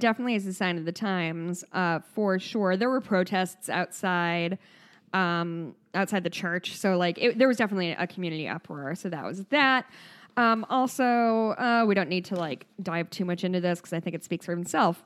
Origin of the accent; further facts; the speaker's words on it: Midwest, United States; accent: Midwest; my Midwest accent